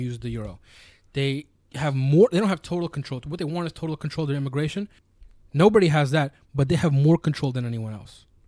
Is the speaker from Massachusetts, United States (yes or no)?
no; New York City, New York, United States; I'm from New York and they're not.